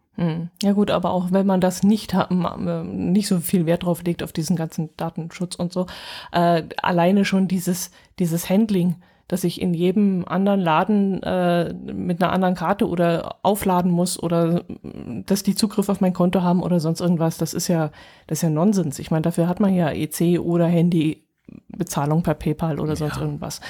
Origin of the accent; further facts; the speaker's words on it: Allgäu, Germany; bei uns im Allgäu